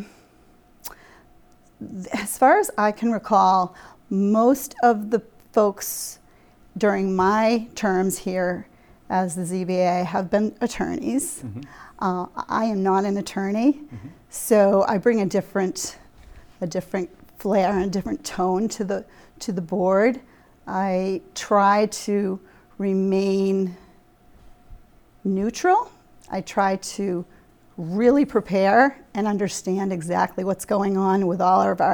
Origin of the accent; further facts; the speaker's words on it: Marshfield, Massachusetts, United States; Well, I am from Marshfield. I was born here. My family is from Marshfield